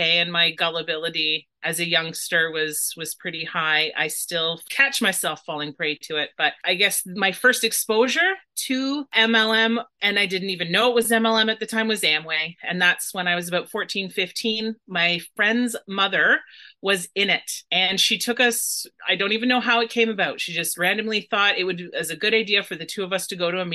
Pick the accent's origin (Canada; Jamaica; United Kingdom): Canada; Dorchester, Ontario; my hometown of Dorchester